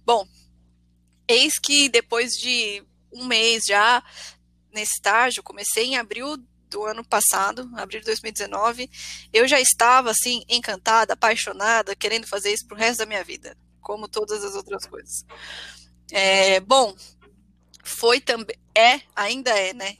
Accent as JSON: {"language": "Portuguese", "town": "Ribeirão Pires", "region": "São Paulo", "country": "Brazil", "said": "Eu sou de Ribeirão Pires, é uma cidade do ABC, uma cidade pequena"}